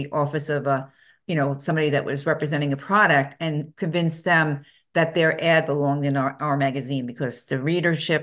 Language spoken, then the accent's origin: English; New York City, New York, United States; I grew up in Brooklyn, New York